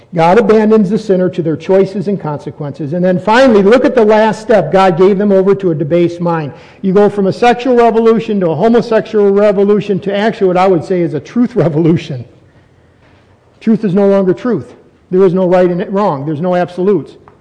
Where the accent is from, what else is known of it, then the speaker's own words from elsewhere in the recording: United States; I'm American. I'm not going to give up my citizenship.